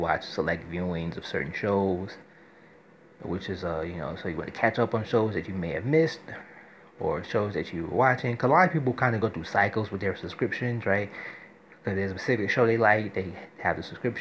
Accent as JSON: {"language": "English", "town": "New York City", "region": "New York", "country": "United States", "said": "as a New Yorker"}